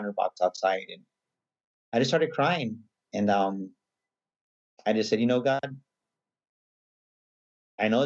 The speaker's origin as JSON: {"language": "English", "town": "San Antonio", "region": "Texas", "country": "United States", "tie": "born or raised there", "also_born_or_lived": "San Marcos, Texas", "said": "I'm pretty much born and raised in San Antonio"}